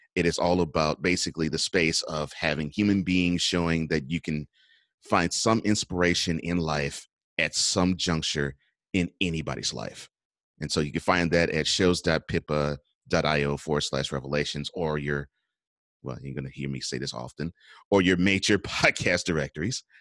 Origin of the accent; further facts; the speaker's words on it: Houston, Texas, United States; also born or lived in New Orleans; I grew up in Houston. I was born in New Orleans.